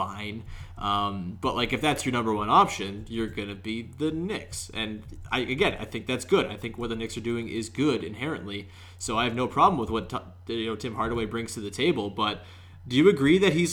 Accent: Canada; As a Canadian

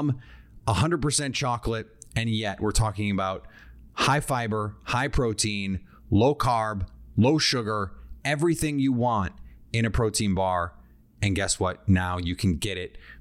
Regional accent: Midwest, United States; I am from the Midwest

